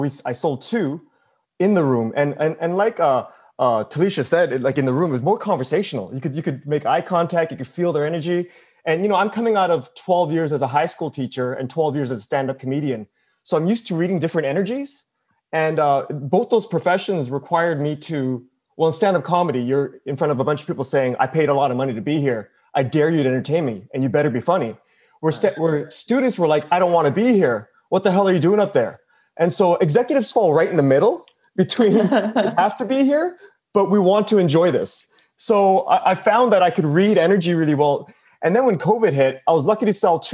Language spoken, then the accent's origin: English; Canada; I'm from Canada.